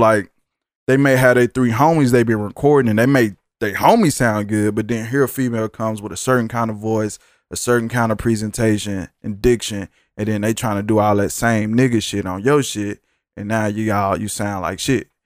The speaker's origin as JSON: {"language": "English", "town": "Dallas", "region": "Texas", "country": "United States", "said": "I'm from Dallas, too"}